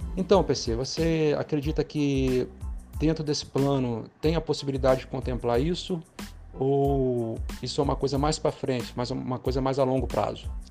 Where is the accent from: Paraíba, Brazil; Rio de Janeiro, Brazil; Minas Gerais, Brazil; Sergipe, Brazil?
Rio de Janeiro, Brazil; Campos dos Goytacazes; eu sou daqui de Campos, né? E para quem não conhece Campos, eu moro numa avenida chamada Alberto Lamego